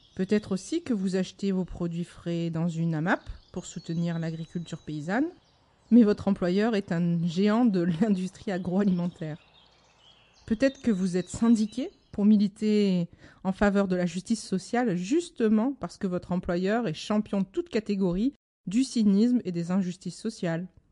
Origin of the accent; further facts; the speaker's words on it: Marseille, Provence-Alpes-Côte d'Azur, France; je suis marseillaise